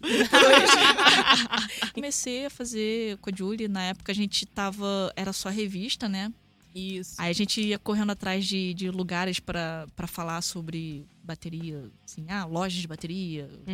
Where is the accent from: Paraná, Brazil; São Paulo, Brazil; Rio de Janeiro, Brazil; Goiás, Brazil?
São Paulo, Brazil; sou de São Paulo